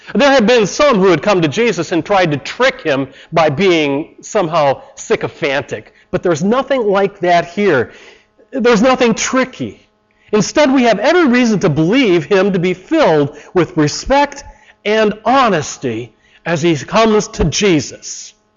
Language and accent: English; Chicago, Illinois, United States; I come from Chicago